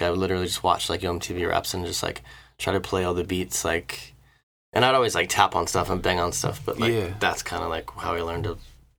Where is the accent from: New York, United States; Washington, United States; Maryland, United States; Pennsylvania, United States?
Maryland, United States; Annapolis; moved away; I grew up in Annapolis. I grew up in Rolling Hills, the neighborhood my parents still live in.